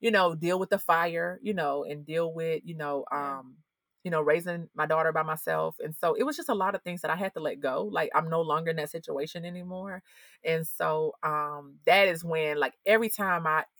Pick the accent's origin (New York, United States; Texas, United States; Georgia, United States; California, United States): Georgia, United States; Atlanta; I'm from Atlanta. You know what I'm saying? Like, I went to Avenue High School right there